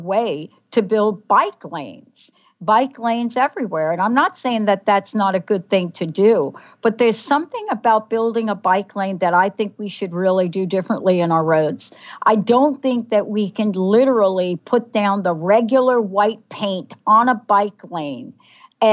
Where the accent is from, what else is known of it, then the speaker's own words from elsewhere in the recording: New York City, New York, United States; I'm a girl from the Bronx, New York